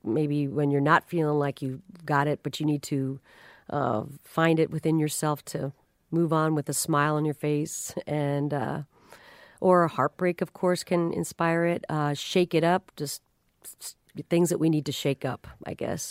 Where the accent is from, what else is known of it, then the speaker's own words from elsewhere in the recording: Omaha, Nebraska, United States; moved away; also born or lived in Kansas City; I'm really more from Omaha, Nebraska, but I lived in Kansas City